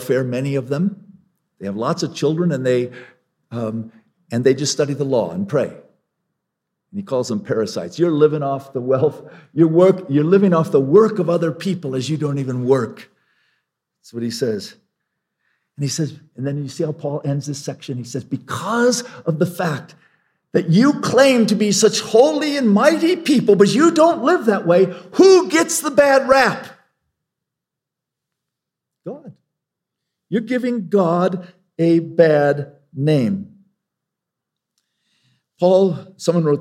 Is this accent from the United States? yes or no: yes; Longmont, Colorado, United States; I was in my hometown of Longmont some years ago